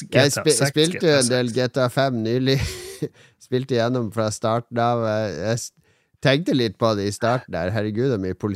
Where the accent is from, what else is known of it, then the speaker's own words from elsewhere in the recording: Båtsfjord, Finnmark, Norway; also born or lived in Oslo; Jeg er fra Båtsfjorden.